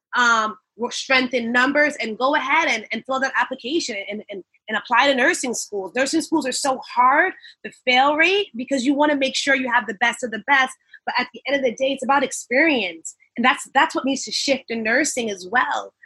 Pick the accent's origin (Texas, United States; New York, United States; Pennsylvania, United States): New York, United States; Long Island; also born or lived in Brooklyn; I hail from Long Island. I'm now a Long Islander for years. Came here from Brooklyn when I was two